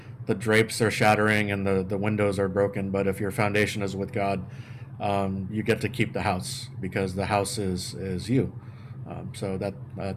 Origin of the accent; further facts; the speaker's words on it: San Antonio, Texas, United States; moved away; I grew up in San Antonio, Texas